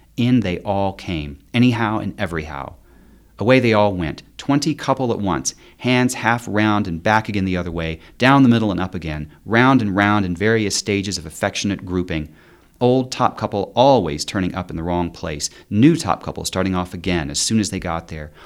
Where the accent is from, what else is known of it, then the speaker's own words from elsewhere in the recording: eastern North Carolina, United States; moved away; also born or lived in South Korea / Salt Lake City; I grew up in, in eastern North Carolina